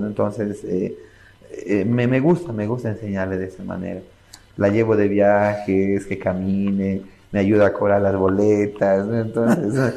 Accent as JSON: {"language": "Spanish", "country": "Bolivia", "said": "nosotros estemos desunidos como Boliviano"}